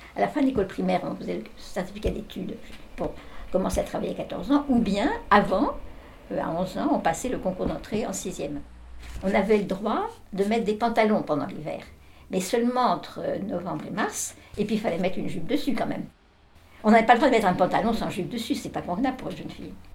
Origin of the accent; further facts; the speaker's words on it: Paris, Île-de-France, France; je suis née à Paris pendant la guerre, pendant l'occupation en 41